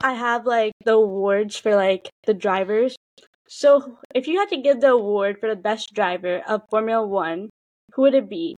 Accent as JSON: {"language": "English", "country": "United States", "said": "we're both from America"}